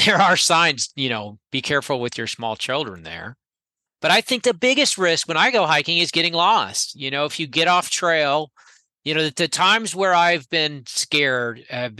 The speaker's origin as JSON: {"language": "English", "town": "Gainesville", "region": "Florida", "country": "United States", "tie": "born or raised there", "said": "I grew up in Gainesville"}